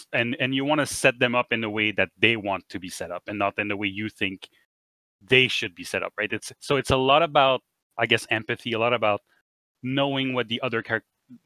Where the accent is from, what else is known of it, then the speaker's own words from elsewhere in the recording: Canada; We're Canadian